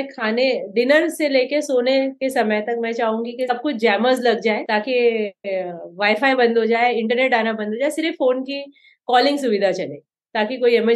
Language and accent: Hindi; Mumbai, Maharashtra, India; मेरा सबसे बिकॉज मैं बॉम्बे से आती हूँ तो मैं मैं कहूँगी मेरा सबसे फेवरेट खाना पाव भाजी